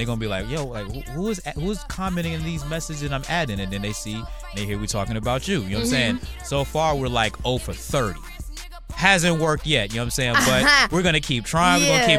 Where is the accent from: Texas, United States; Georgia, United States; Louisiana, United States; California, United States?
Louisiana, United States; I'm from Louisiana.